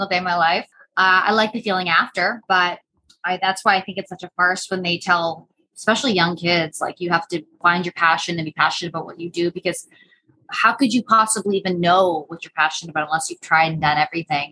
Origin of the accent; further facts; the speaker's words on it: North Bay, Ontario, Canada; moved away as an adult; now in Austin, United States; I am from North Bay